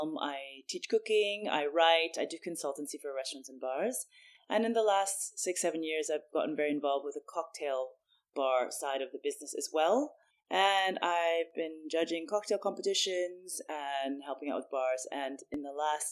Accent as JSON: {"language": "English", "country": "United States", "tie": "born or raised there", "also_born_or_lived": "Paris / Tokyo / Singapore / London", "moved": "as an adult", "said": "I grew up in the States"}